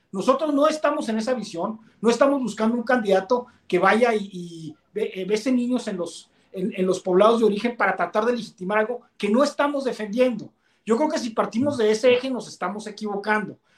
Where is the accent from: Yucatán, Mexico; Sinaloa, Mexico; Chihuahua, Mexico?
Chihuahua, Mexico; yo soy de Chihuahua y voy poco